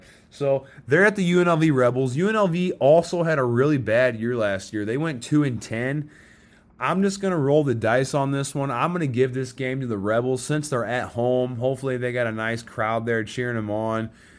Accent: Missouri, United States; But he's got to show me. I'm from Missouri. Show me.

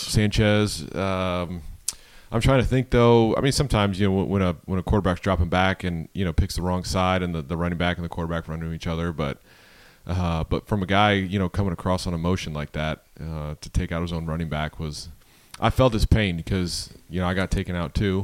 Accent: Buffalo, New York, United States; growing up in Buffalo

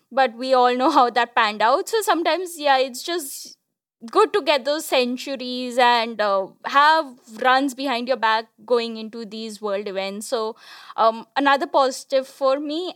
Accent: Kolkata, West Bengal, India; I'm from Kolkata

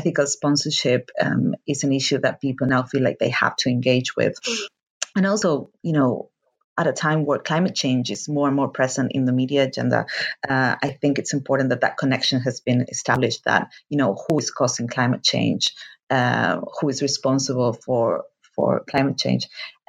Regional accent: Argentina; moved away; I am from Argentina, and actually my current project is based in Argentina, but I've been living here for a long time

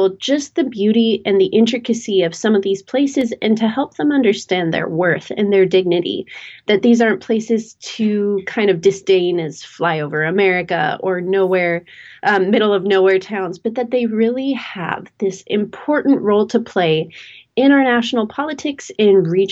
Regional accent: rural Idaho, United States; also born or lived in Northern Virginia; now in Virginia, United States; I grew up in rural Idaho

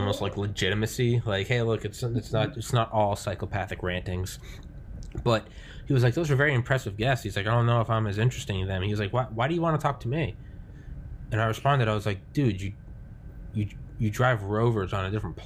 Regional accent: United States; I'm unabashedly American

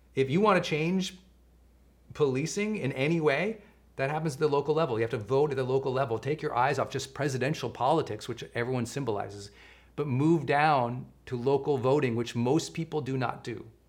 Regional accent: Montana, United States; I grew up in Montana

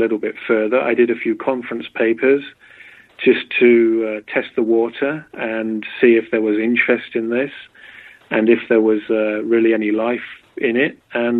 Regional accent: Berkshire, South East England, United Kingdom; moved away as an adult; also born or lived in Oxford, England; now in United States; I'm from England. I was born in Berkshire, about an hour from London.

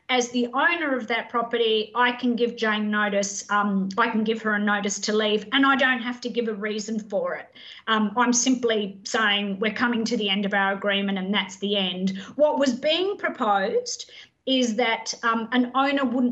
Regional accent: Adelaide, South Australia, Australia; now in Queensland, Australia; I'm not a Queenslander by birth. I'm married to a Queenslander. I'm actually an Adelaide girl, so I've converted.

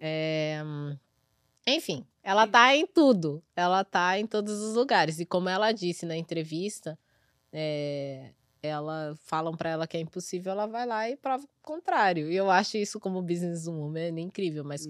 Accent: Brazil; now in New York, United States; eu sou brasileira.

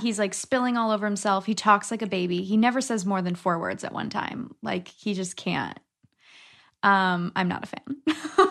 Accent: Connecticut, United States; growing up in Connecticut

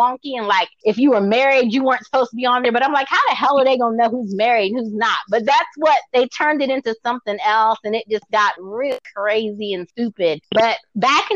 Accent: Baltimore, Maryland, United States; I'm from Baltimore

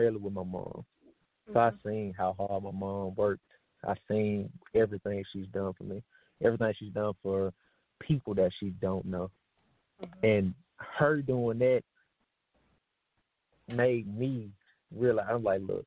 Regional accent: Tennessee, United States; I'm from Tennessee

